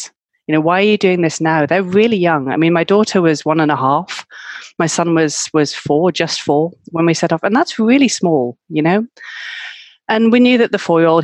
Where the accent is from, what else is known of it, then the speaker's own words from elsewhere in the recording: United Kingdom; moved away as an adult; now in Malaga, Spain; I'm from the UK, as you can probably guess from my accent.